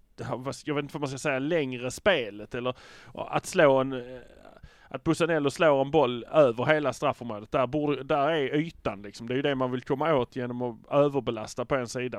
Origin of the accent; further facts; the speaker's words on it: Malmö, Skåne, Sweden; vi är från Malmö